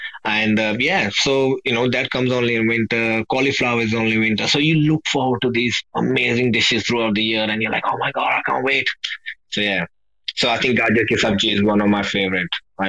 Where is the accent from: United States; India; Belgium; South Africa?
India; Punjab; we are from Punjab, north of India.